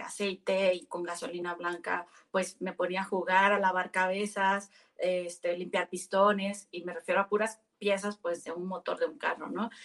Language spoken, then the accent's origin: Spanish; Navolato, Sinaloa, Mexico; moved away as an adult; mi abuelo materno fue uno de los primeros mecánicos de Nabolato, que de donde soy originaria